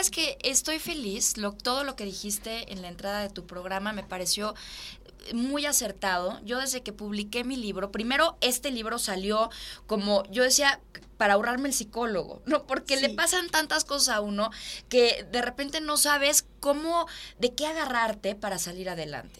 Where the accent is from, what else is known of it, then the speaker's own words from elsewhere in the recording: Mexico; also born or lived in Italy; yo soy mexicana